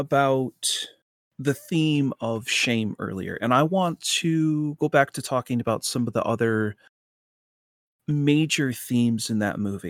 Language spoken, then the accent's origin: English; United States; It's very weird for me as an American to hear about stuff like that.